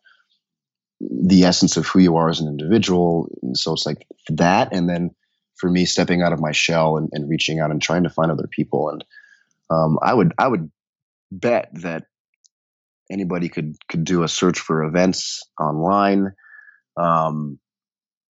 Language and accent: English; Denver, Colorado, United States; I grew up in Denver